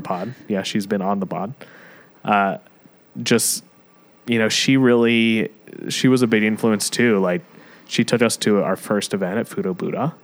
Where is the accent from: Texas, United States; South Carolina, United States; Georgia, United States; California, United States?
South Carolina, United States; Fort Mill; moved away as an adult; also born or lived in Charlotte, North Carolina / New York; growing up back then in Fort Mill and Charlotte